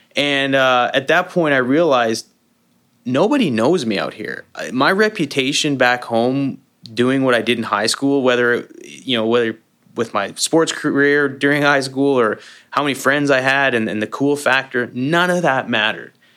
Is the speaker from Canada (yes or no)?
yes; Canada; moved away as an adult; also born or lived in Calgary, Alberta; now in United States; I'm a Canadian living the American dream